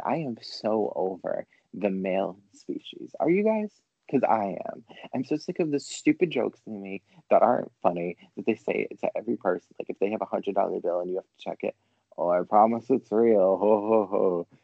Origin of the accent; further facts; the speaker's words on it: Rhode Island, United States; I'm from Rhode Island. Like, so I just live in the fucking state of like beaches everywhere.